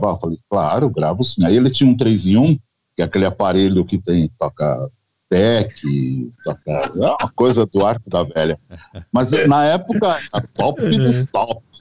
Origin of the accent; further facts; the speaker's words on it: São Paulo, Brazil; eu sou de São Paulo, sou natural de São Paulo. Eu sempre fui apaixonado por rádio, ouço rádio desde pequeno.